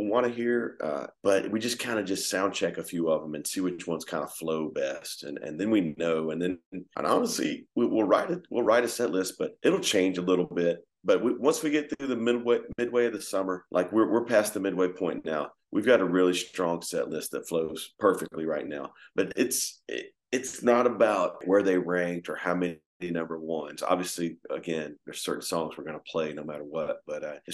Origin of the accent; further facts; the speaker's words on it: Georgia, United States; us growing up in Georgia